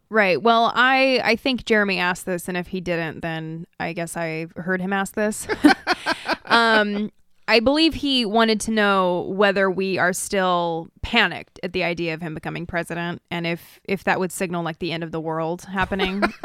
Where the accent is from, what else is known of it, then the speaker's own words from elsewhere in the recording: Idaho, United States; growing up in Idaho